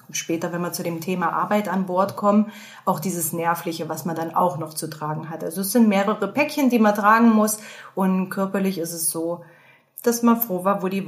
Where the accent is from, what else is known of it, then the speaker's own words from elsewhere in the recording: Thuringia, Germany; wie ihr jetzt schon mitbekommen habt. Gebürtig komme ich aus Thüringen, ein sehr kleiner Ort mit gerade mal 30.000 Einwohnern.